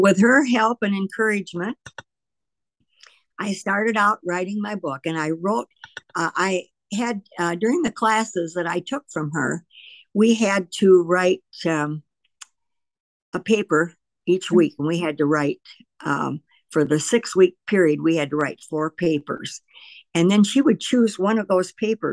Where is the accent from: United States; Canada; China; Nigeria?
United States; Lowell; we both were born and raised in Lowell